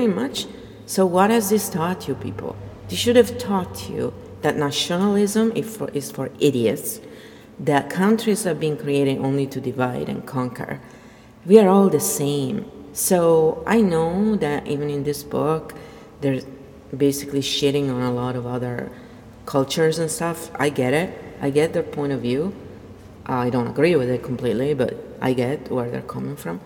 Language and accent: English; Verona, Veneto, Italy; moved away; I'm Italian, and I'm nothing like the Romans. So, in fact, I'm not Roman at all. I'm from Verona